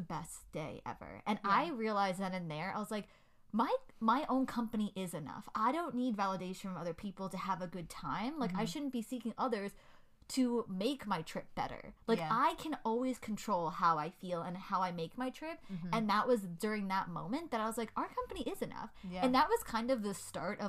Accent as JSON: {"language": "English", "country": "United States", "tie": "born or raised there", "said": "I'm American. I am born and raised here"}